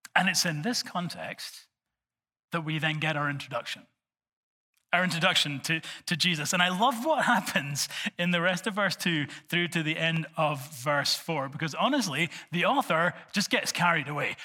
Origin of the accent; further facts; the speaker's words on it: Scotland, United Kingdom; I'm from Bonnie, Scotland